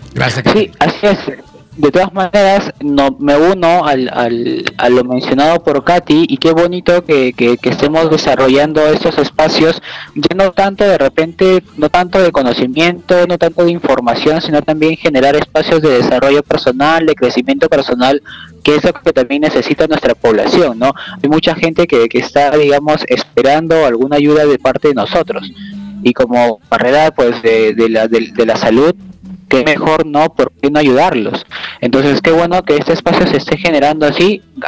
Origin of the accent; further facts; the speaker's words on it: Peru; como nosotros decimos aquí en Perú